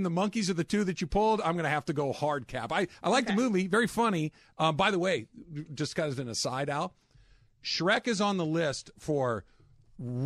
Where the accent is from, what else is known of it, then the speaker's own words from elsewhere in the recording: Arcadia, California, United States; I grew up in Arcadia